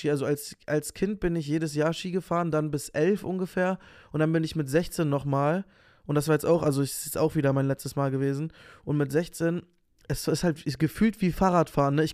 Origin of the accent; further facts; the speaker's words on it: Berlin, Germany; Also, so als Berliner muss man das schon wissen, eigentlich.